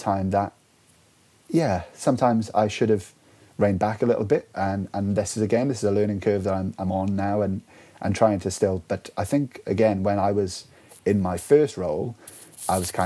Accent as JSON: {"language": "English", "area": "Welsh", "region": "Wales", "country": "United Kingdom", "said": "being Welsh"}